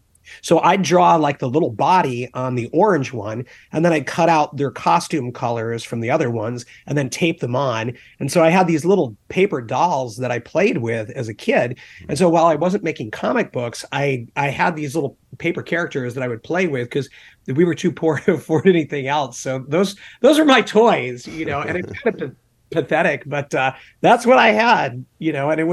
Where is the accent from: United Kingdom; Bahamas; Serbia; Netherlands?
United Kingdom; England; also born or lived in Charleston, South Carolina, United States / upstate New York, United States / Germany / Texas, United States; So I was born in Charleston, South Carolina. We lived there for a little while, lived in upstate New York, moved to Germany when I was around 3 years old, and then moved back to upstate New York, moved to Texas, moved to New Jersey, and then I did my high school years in England.